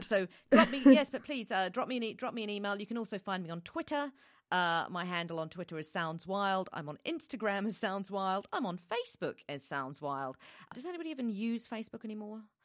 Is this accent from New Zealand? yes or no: yes; New Zealand; now in United Kingdom; I'm originally from New Zealand